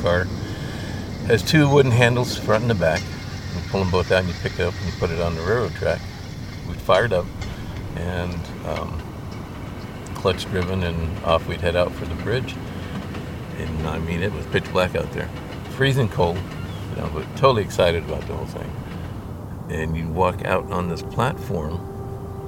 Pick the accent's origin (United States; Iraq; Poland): United States; Fremont, California; growing up in Fremont. Born in Fremont in 51.